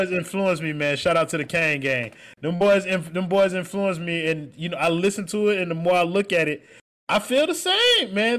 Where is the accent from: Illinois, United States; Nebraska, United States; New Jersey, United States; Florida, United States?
Florida, United States; South; I'm from South Florida.